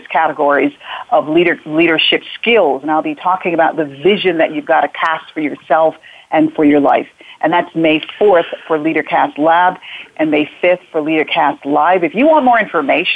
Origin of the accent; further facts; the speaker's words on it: Hartford, Connecticut, United States; also born or lived in Jamaica; I grew up in Hartford, Connecticut